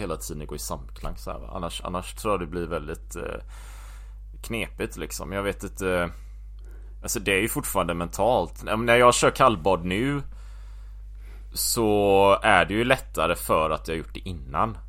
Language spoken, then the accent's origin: Swedish; Gothenburg, Västra Götaland, Sweden; moved away as an adult; also born or lived in Japan / Taiwan / New Zealand / Belgium; Jag är uppväxt här i Göteborg.